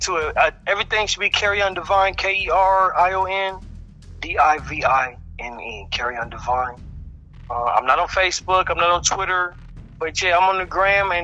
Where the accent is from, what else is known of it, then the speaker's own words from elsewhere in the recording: Los Angeles, California, United States; also born or lived in Texas; I was born in Texas, but I've been in Los Angeles on and off my whole life